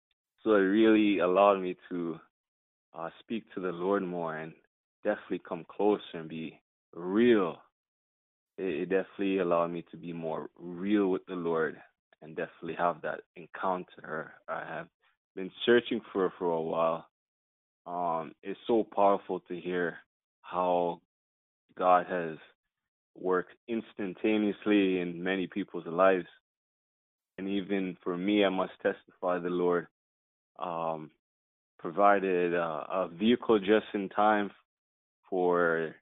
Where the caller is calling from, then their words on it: Toronto, Ontario, Canada; I'm calling from Toronto, Canada